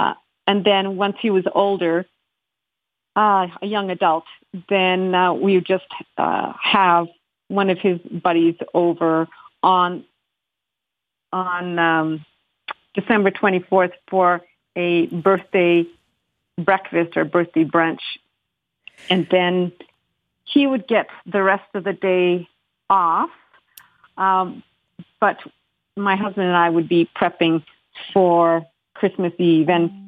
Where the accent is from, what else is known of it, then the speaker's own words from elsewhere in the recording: Calgary, Alberta, Canada; I'm from Calgary.